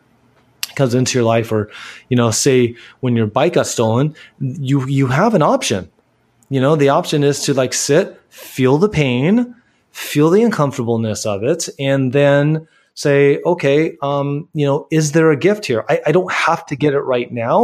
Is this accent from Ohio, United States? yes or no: no; California, United States; that's my upbringing, you know, growing up in California